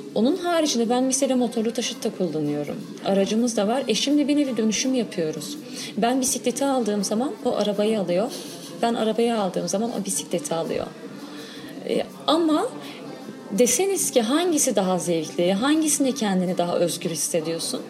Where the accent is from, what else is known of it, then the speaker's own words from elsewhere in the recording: Diyarbakır, Diyarbakır Province, Turkey; ben Diyarbakır Sur'da büyüdüm.